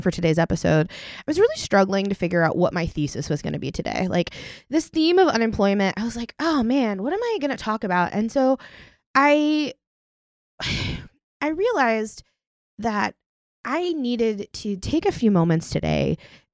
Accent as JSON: {"language": "English", "region": "Oklahoma", "country": "United States", "tie": "born or raised there", "said": "I grew up in Oklahoma"}